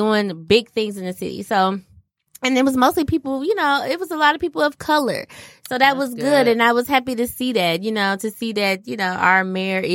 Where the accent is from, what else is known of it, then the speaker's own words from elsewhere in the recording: Inkster, Michigan, United States; in Inkster, too, because obviously that's my hometown